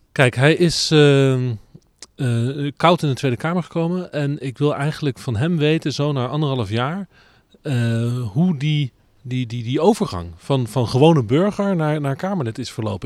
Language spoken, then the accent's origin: Dutch; The Hague, South Holland, Netherlands; dan kom ik uit Den Haag